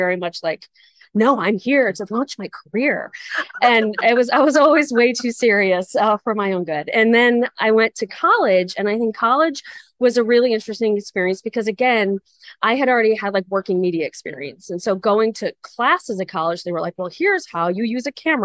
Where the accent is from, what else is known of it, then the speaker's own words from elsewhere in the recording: Chicago, Illinois, United States; I grew up in Chicago